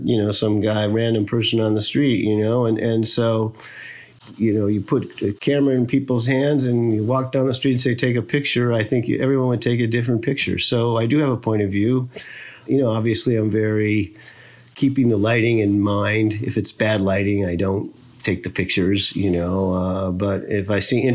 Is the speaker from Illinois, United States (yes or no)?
yes; Chicago, Illinois, United States; I grew up in Chicago, which is a very kind of beautiful city